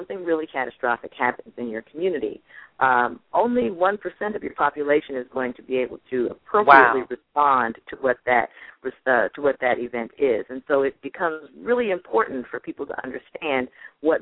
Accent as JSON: {"language": "English", "town": "Buffalo", "region": "New York", "country": "United States", "tie": "born or raised there", "said": "We grew up in Buffalo, New York"}